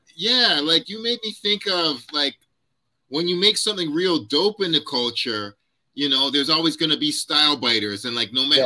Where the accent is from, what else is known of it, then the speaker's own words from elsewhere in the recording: Ottawa, Ontario, Canada; also born or lived in Toronto; did high school in Ottawa